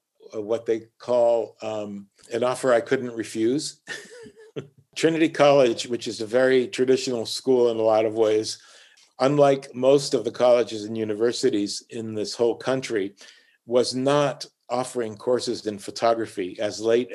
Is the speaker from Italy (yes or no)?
no; Puerto Rico; first language Spanish; English is a second language; moved away as an adult; now in Hartford, United States; So all my entire environment as a child was Puerto Rican. It wasn't American or North American. My first language was Spanish